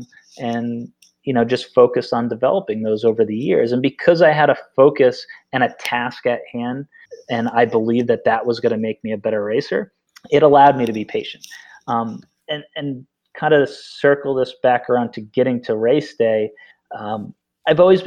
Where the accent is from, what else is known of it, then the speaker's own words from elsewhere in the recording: Vermont, United States; I grew up in Vermont.